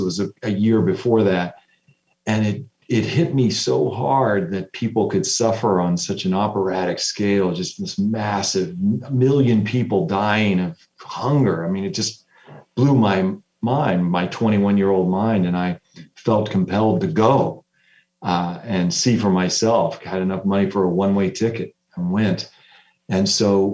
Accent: United States; as an American

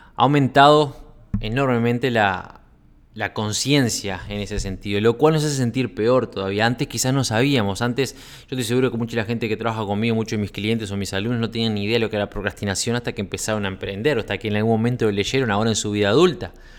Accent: Uruguay; also born or lived in Sweden; now in Costa Rica; estaba en Suecia, radicado en Suecia, pero soy uruguayo

